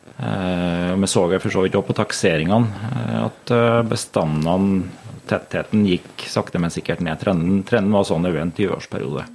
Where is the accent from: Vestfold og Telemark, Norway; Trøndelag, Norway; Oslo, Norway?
Trøndelag, Norway; Lierne; also born or lived in Meråker / Levanger / Grong; Jeg er jo født og oppvokst her i Lierne